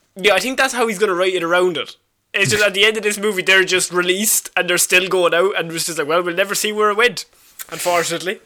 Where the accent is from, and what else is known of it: Ireland